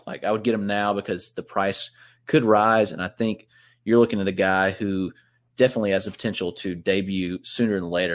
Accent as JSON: {"language": "English", "town": "Greenville", "region": "South Carolina", "country": "United States", "tie": "born or raised there", "said": "my hometown in Greenville, South Carolina."}